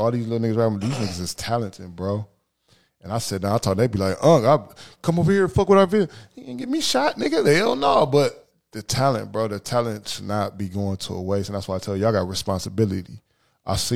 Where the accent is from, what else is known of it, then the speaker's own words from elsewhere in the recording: Toledo, Ohio, United States; we're from Toledo, Ohio